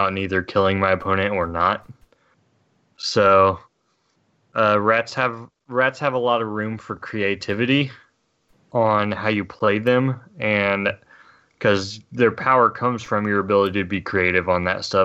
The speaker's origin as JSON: {"language": "English", "country": "United States", "said": "I'm an American."}